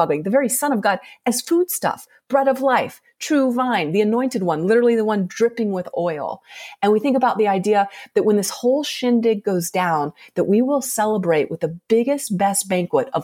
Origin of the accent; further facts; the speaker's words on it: Colorado, United States; moved away as an adult; now in Salt Lake City, United States; I grew up in Colorado, and we left there about 3.5 years ago to move here